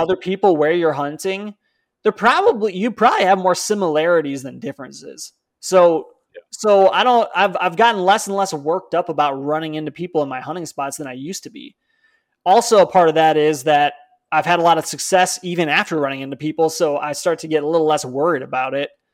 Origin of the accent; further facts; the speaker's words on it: Palatine, Illinois, United States; moved away; I'm from Palatine